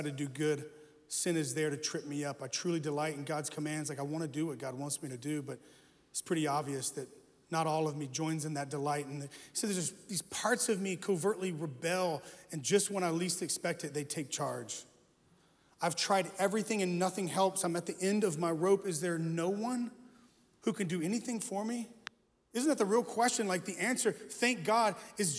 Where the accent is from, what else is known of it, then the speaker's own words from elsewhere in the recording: United States; I was born in America, which makes me an American